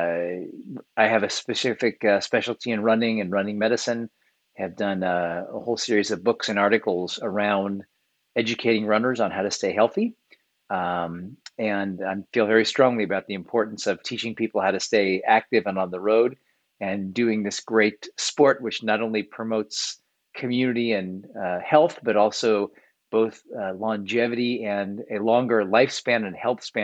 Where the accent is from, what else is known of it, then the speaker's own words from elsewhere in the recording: Kansas City, United States; now in New York City, United States; I grew up in a smaller town called Kansas City, right in the middle of America.